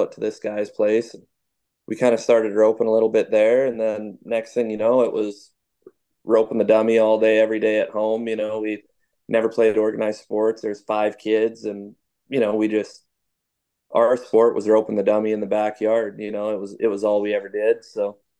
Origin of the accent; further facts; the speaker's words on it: Abbotsford, British Columbia, Canada; I was born and raised in Abbotsford, BC